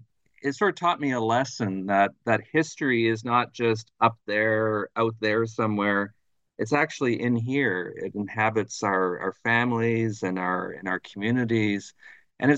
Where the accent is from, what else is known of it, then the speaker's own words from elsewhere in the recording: Thunder Bay, Ontario, Canada; moved away as an adult; also born or lived in Montreal; I'm originally from Thunder Bay, Ontario, which is right on the north shore of Lake Superior, so not too far from Duluth, Minnesota. And it's a resource town, working class town.